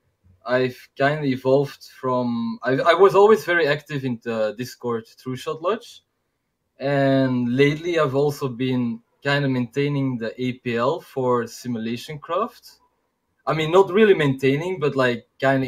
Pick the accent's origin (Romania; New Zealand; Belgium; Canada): Belgium; English is a second language; I'm from Belgium, from Europe, and I speak Dutch. And I'm from Belgium.